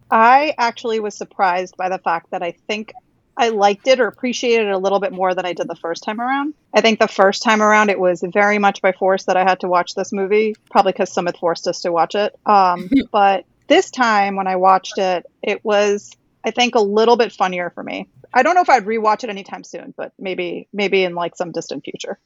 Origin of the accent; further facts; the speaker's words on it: Karnataka, India; I'm from Karnataka, so I'm oh, bunt